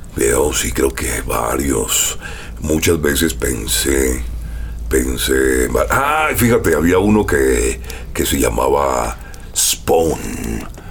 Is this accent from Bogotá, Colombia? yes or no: no; Barranquilla, Atlántico, Colombia; moved away as an adult; now in Mexico